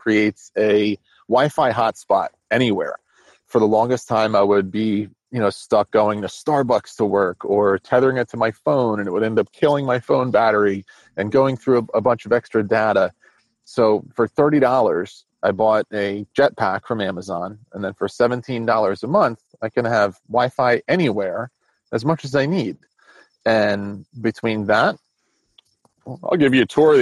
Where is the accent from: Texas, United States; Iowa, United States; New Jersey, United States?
New Jersey, United States; I grew up in New Jersey in a very rural spot